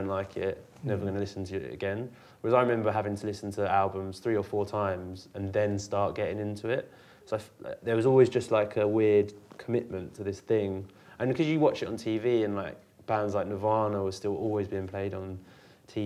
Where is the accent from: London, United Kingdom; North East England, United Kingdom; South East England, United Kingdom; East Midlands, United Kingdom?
South East England, United Kingdom; Maidstone; also born or lived in Bearsted; I was born in Maidstone, and I lived in a village outside of Maidstone.